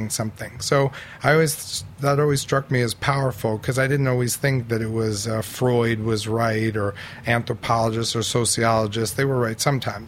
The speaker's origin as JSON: {"language": "English", "town": "New York City", "region": "New York", "country": "United States", "tie": "born or raised there", "said": "I'm a white heterosexual male born and raised in New York City's Upper East Side."}